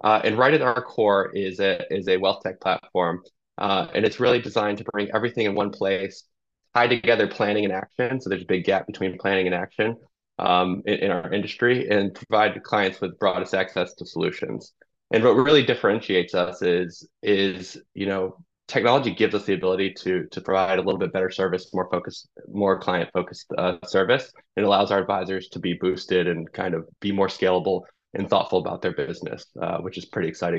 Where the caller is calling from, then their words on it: New Jersey, United States; I'm calling in from my home in New Jersey, and I'm just outside of New York.